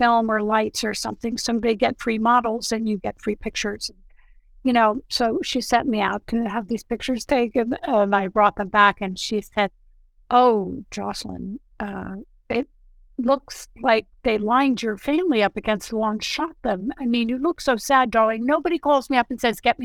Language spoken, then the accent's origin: English; New York City, New York, United States; now in Santa Monica, United States; I was born in New York City and I live in Santa Monica, California now